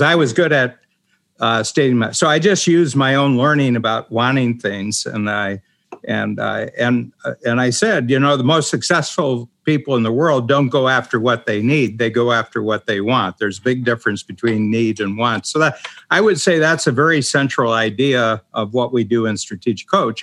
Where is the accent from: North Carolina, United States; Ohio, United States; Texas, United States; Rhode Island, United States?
Ohio, United States; moved away as an adult; also born or lived in South Korea; I'm from Ohio, which is a farm country. I grew up on a farm